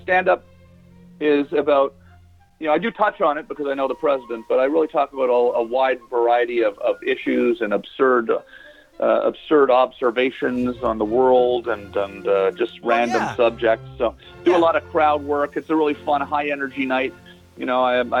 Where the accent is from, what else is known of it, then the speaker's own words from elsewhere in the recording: Canada; moved away as an adult; now in United States; I'm Canadian